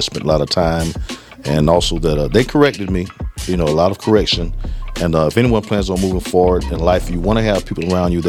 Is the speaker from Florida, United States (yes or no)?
yes; South Florida, United States; I'm originally from South Florida